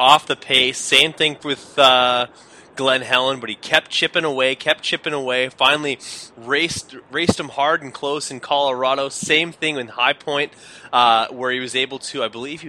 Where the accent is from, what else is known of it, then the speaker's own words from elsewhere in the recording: Canada; being Canadian